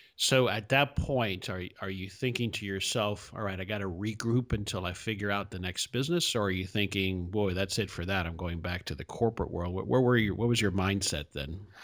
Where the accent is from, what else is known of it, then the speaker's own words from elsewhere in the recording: Hialeah, Florida, United States; now in Dallas, United States; I grew up in South Florida. I grew up in Hialeah for the most part